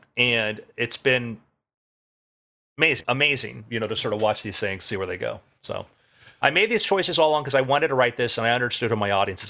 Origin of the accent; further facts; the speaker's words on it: South Florida, United States; I grew up in South Florida